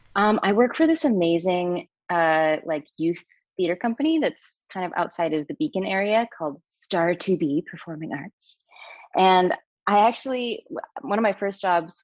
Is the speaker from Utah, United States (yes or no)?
yes; Utah, United States; I grew up in Utah